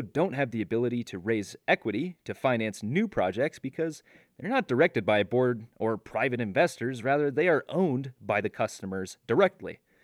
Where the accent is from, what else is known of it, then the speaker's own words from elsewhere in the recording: Iowa, United States; my home state of Iowa